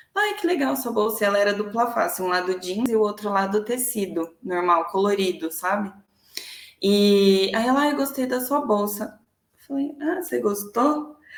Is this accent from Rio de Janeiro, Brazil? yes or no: no; Santo André, São Paulo, Brazil; also born or lived in São Bernardo do Campo; Sempre morei em Santo André, nunca morei em outra cidade